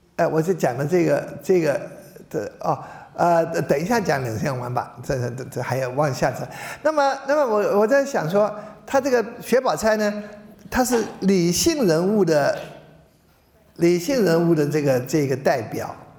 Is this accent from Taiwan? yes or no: no; China; 我们中国人的人生哲学